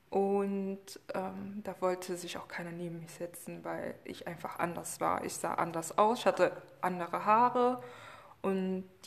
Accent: Germany; born there; ursprünglich, also meine Herkunft ist auf jeden Fall Kongo und Angola, aber leider

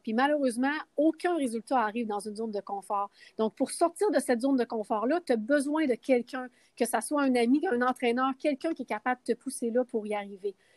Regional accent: Quebec, Canada; moved away as an adult; also born or lived in Las Vegas; je viens de Québec

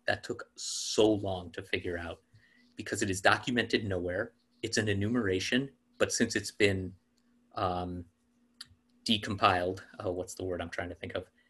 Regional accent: New York City, New York, United States; I was an only child growing up in New York City um, in the 80s and 90s

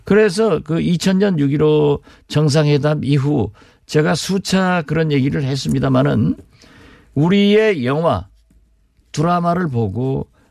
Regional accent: Jindo, South Jeolla, South Korea; 제 고향이 진도이고

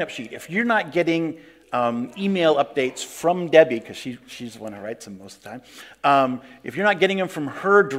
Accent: Hornbrook, California, United States; moved away as an adult; also born or lived in Eugene, Oregon / Taiwan; the church I had grown up in, Hornbrook, California

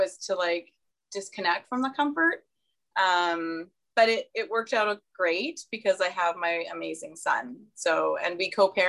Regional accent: Saskatchewan, Canada; now in British Columbia, Canada; I'm from Saskatchewan where it's flat.

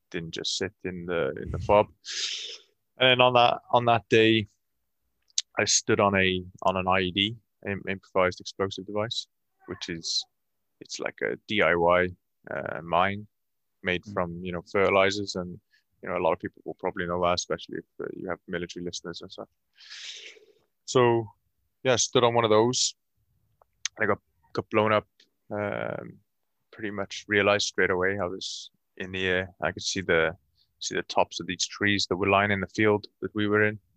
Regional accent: Cardiff, Wales, United Kingdom; moved away; Cardiff. I'm from I'm from Wales, Cardiff. Yeah. Uh, Cardiff is the capital city of Wales

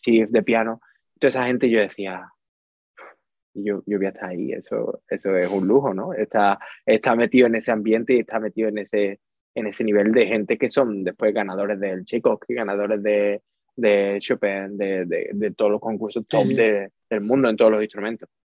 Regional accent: Utrera, Andalusia, Spain; moved away as an adult; also born or lived in Seville; now in London, United Kingdom; Soy, de Utrera, soy de Utrera, de un pueblo cerquita de Sevilla

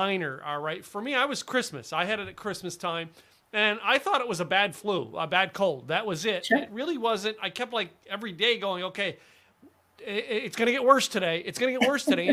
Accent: Scranton, Pennsylvania, United States; I grew up in Scranton, Pennsylvania

